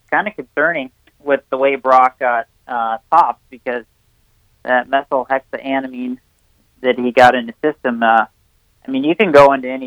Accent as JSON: {"language": "English", "town": "Millville", "region": "Minnesota", "country": "United States", "tie": "born or raised there", "lives_now": "Cortez, United States", "said": "here in Cortez, Colorado, it's um, uh, it kind of reminds me of growing up in Millville."}